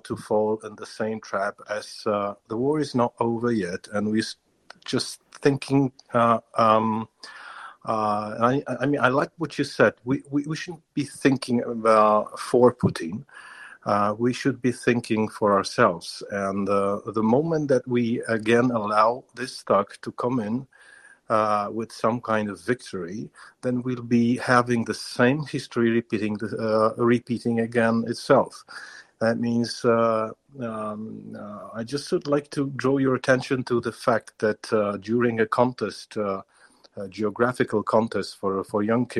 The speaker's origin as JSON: {"language": "English", "country": "Poland", "said": "I'm here from Poland, my family, my grandfather has lived through some concentration camps"}